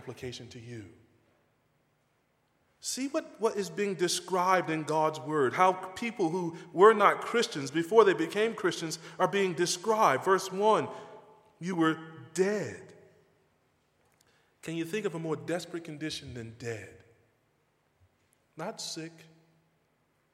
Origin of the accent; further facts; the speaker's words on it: North Carolina, United States; moved away; I grew up in a small town in North Carolina.